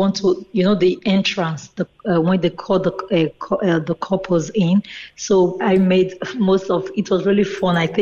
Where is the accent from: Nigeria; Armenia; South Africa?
Nigeria; now in Cork, Ireland; in my home country